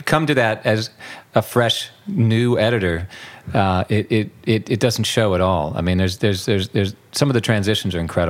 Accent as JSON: {"language": "English", "town": "San Diego", "region": "California", "country": "United States", "tie": "born or raised there", "said": "I grew up in San Diego, so and lived in Northern California for a while."}